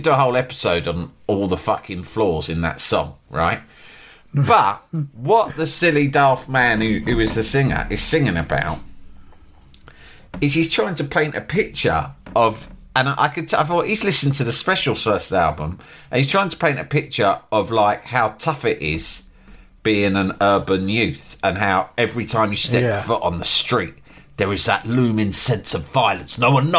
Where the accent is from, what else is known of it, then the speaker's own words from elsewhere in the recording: Leeds, Yorkshire and the Humber, United Kingdom; It's like, I'm from Leeds, mate.